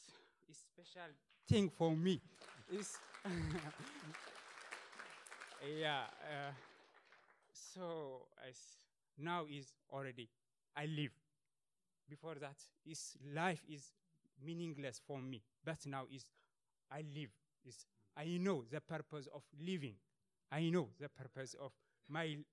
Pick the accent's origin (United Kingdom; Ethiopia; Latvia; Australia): Ethiopia; moved away as an adult; now in Sweden; I was born in Ethiopia and from a religious family.